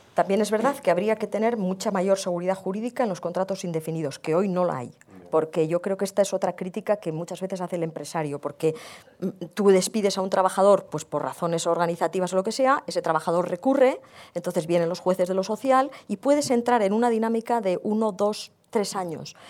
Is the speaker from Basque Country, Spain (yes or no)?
yes; Basque Country, Spain; yo provengo del País Vasco